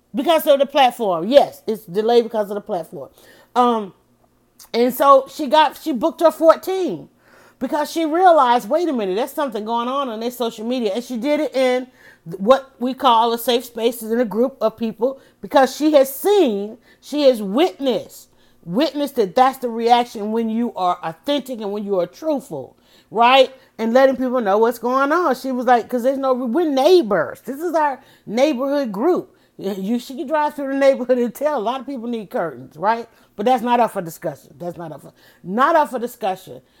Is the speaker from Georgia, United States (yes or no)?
yes; Atlanta, Georgia, United States; I was born, I was raised in Southwest Atlanta